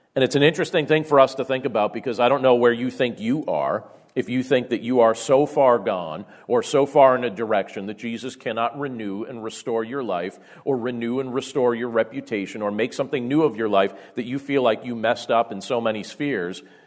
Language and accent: English; Carbondale, Pennsylvania, United States; growing up in Carbondale, Pennsylvania, and what life was like back during our junior high years and our high school years